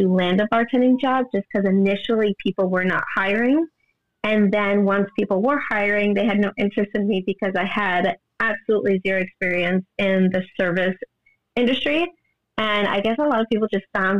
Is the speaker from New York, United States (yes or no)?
yes; New York, United States; moved away as an adult; now in New Jersey, United States; I was born and raised in New York, but I just moved to New Jersey about 2.5 years ago.